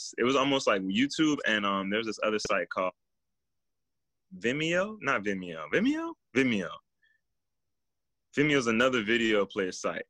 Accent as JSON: {"language": "English", "town": "Miami", "region": "Florida", "country": "United States", "tie": "born or raised there", "moved": "yes", "said": "my best friend that I grew up with in Miami"}